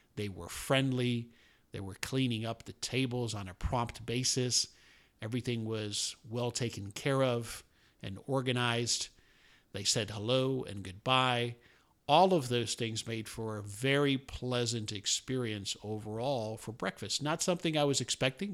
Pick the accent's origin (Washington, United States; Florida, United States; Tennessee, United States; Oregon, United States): Florida, United States; Miami; moved away as an adult; now in Dallas, United States; I grew up in South Florida, although I've been in the Dallas area since nineteen eighty-nine, uh, but most of my childhood and early adulthood was spent in Miami